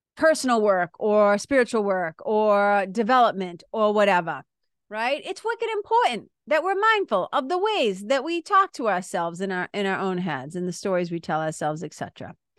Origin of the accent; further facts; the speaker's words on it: Lawrence, Massachusetts, United States; I remember being a kid growing up in Lawrence, Mass.